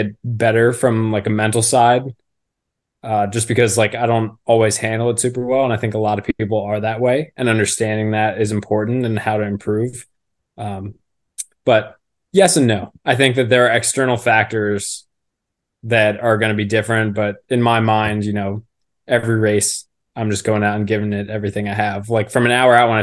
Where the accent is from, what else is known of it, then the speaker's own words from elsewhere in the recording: Philadelphia, Pennsylvania, United States; moved away as an adult; also born or lived in Villanova; now in Baltimore, United States; I'm from the Philadelphia area